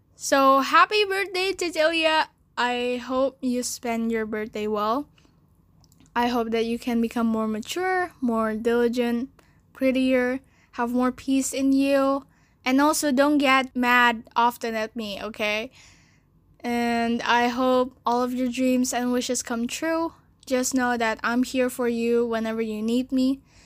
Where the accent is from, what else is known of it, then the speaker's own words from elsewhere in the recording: Jakarta, Indonesia; also born or lived in China; I was born in China and I stayed there for four years. Then my parents brought me to Jakarta